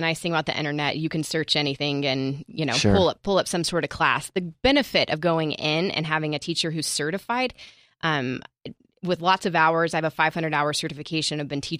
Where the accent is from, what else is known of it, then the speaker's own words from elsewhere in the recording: Nashville, Tennessee, United States; moved away; So I come from Nashville. I moved out here from Nashville